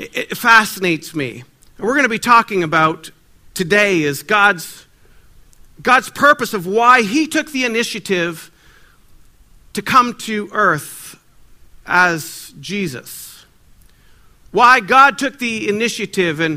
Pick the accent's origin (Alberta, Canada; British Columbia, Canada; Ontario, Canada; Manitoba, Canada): Ontario, Canada; Ottawa; I'm from Ottawa, Ontario